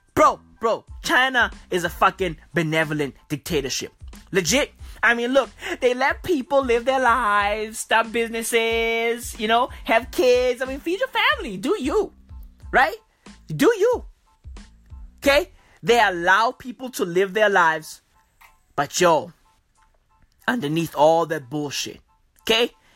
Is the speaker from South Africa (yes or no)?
yes; South Africa; I'm from South Africa